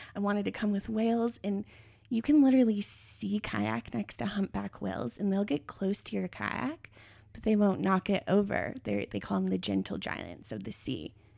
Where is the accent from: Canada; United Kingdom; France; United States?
United States; Longmont, Colorado; I come from Longmont, Colorado, At the time I was a teenager, it had the highest rate of teen pregnancy in the United States